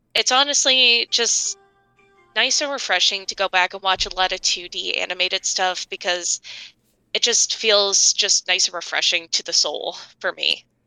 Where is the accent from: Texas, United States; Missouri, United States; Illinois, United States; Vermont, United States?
Illinois, United States; I'm from Illinois and I used to grow up, like, an hour north of Chica, like, hour, hour and a half north of Chicago.